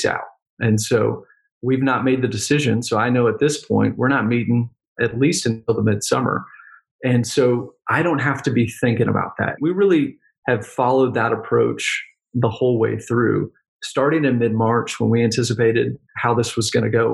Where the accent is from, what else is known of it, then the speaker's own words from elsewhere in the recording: Texas, United States; Texas, I'm a Texan.